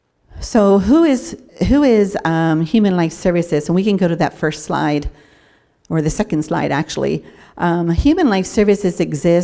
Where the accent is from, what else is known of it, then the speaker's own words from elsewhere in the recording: York, Pennsylvania, United States; moved away as an adult; I was born and raised here in York, but then got married at a young age and kind of moved all over the country